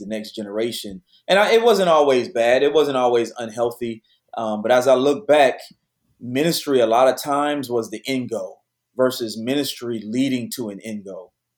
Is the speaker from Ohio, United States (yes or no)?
no; Detroit, Michigan, United States; moved away as an adult; now in Houston, United States; I was born and raised in Detroit, so I'm a PK.